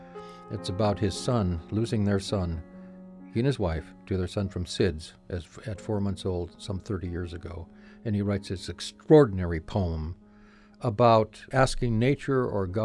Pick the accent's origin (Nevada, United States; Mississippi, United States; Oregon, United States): Oregon, United States; Portland; moved away as an adult; also born or lived in San Juan Islands, Washington; now in Los Angeles, United States; my hometown of Portland, Oregon, where I grew up